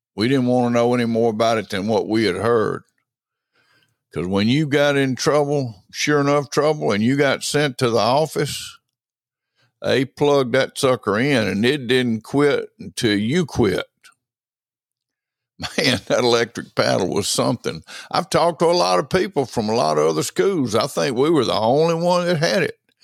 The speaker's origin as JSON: {"language": "English", "area": "Franklin County", "region": "Mississippi", "country": "United States", "tie": "born or raised there", "said": "born and raised in Franklin County, Mississippi"}